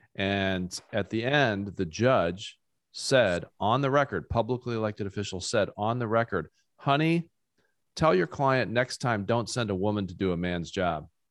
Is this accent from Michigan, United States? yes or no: no; rural Ohio, United States; rural, rural Ohio where I grew up